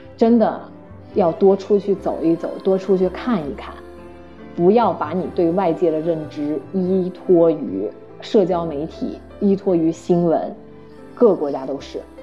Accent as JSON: {"language": "Chinese", "country": "China", "moved": "yes", "lives_now": "Canada", "said": "我是中国人"}